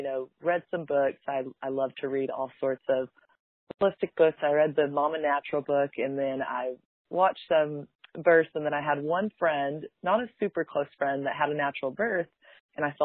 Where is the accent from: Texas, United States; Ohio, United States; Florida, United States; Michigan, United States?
Texas, United States; Dallas; I'm from Dallas